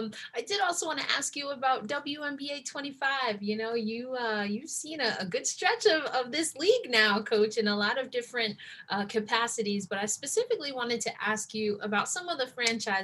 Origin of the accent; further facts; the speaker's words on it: New York, United States; I grew up here in New York